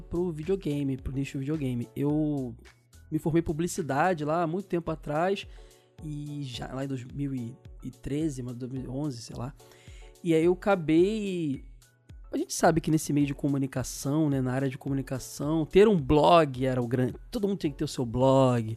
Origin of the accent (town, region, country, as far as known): Brazil